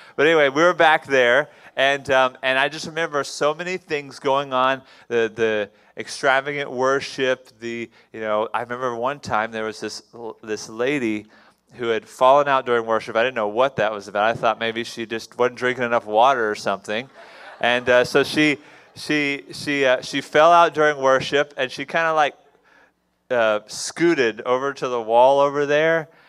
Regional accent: Houston, Texas, United States; I was born in Houston, Texas

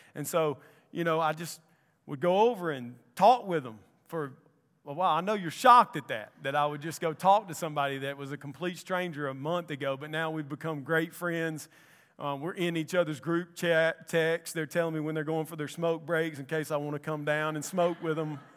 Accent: Columbus, Mississippi, United States; now in Anniston, United States; I'm from Columbus, Mississippi.

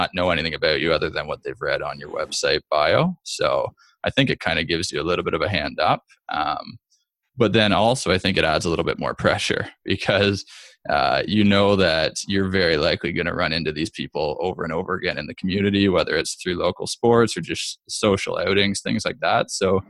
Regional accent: Peterborough, Ontario, Canada; also born or lived in Hamilton; I was born and raised in Peterborough, which is where we're located now, where our clinic is, Pulse Physiotherapy.

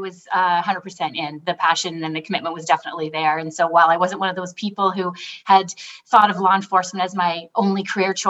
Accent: Brockville, Ontario, Canada; I grew up in Brockville, Ontario, which is a smaller town about an hour from Ottawa

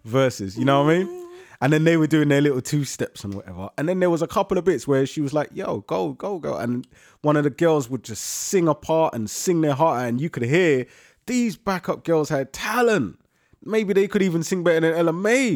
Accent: London, United Kingdom; The borough means to me home. That's where I'm born and raised, Whitcross Hospital

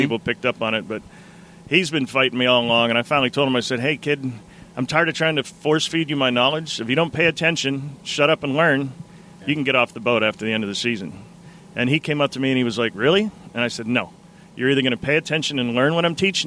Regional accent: Irwin, Pennsylvania, United States; moved away as an adult; also born or lived in Alaska; I am from Pittsburgh

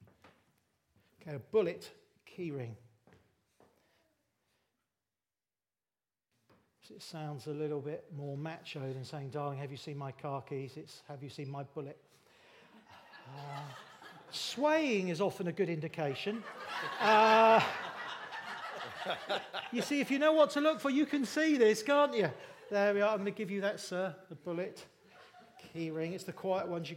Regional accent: Bournemouth, South West England, United Kingdom; now in Littlehampton, United Kingdom; I grew up in Bournemouth. I live in Littlehampton, just down the road now.

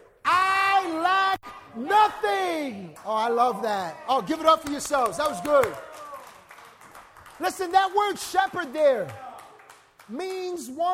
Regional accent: New York City, New York, United States; moved away as an adult; I grew up in Upper Manhattan

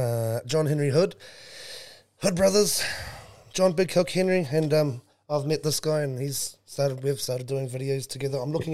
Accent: Dargaville, Northland, New Zealand; I'm born bred up in Bargaville. Takiwera, and that's where legends are made.

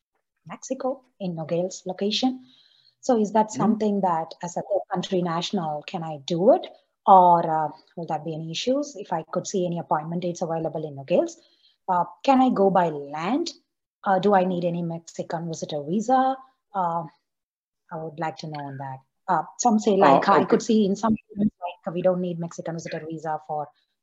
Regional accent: India; moved away as an adult; now in United States; India, which is my home country.

